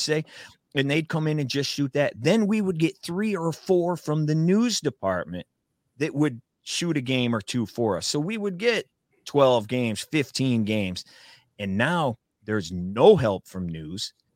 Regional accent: Flushing, United States; I'm from Flushing

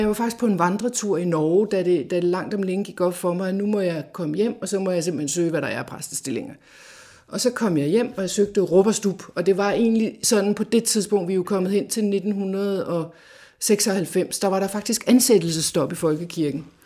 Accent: Farum, Capital Region of Denmark, Denmark; Jeg kommer fra Farum, der voksede jeg op i en helt almindelig familie

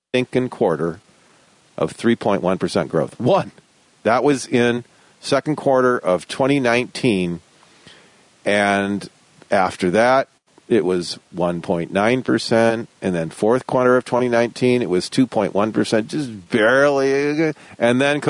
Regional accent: Detroit, Michigan, United States; I was born and raised in Detroit

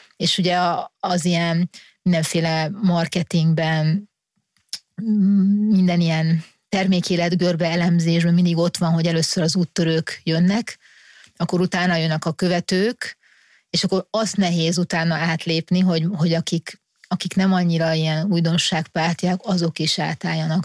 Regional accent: Hungary; magyarok vagyunk

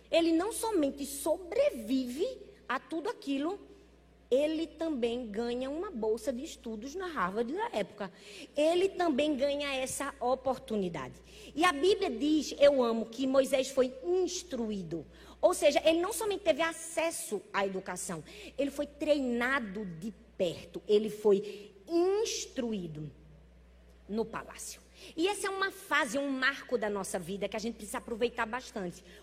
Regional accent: Northeast Region, Brazil; Ah, pois bem, eu sou nordestina. Nordestina é animado.

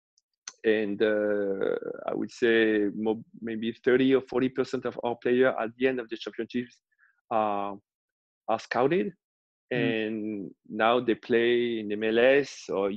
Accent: Paris, Île-de-France, France; English is a second language; moved away as an adult; now in Miami, United States; First, I'm French. I was born in Paris and I'm living now in Miami in Florida, in USA

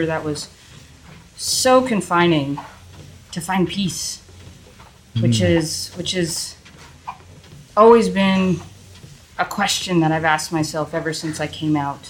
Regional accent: New England, United States; I grew up in New England

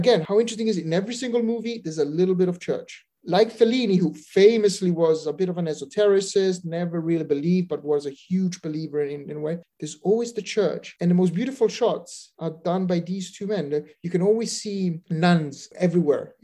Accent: Italy; the average Italian doesn't notice anymore because we're too distracted

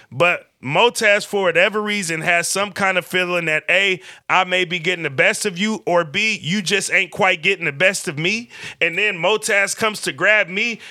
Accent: Vallejo, California, United States; also born or lived in Berkeley, California / Oakland, California; I grew up in Vallejo.

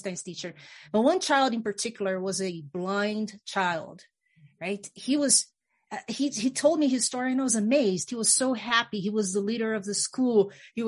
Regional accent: Brazil; I was born in Brazil, the country Brazil, in the Amazon

